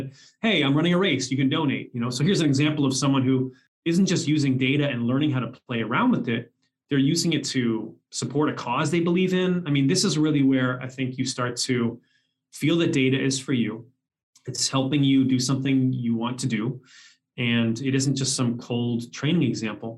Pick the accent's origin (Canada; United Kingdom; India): Canada; moved away; also born or lived in Seattle; I was born in Canada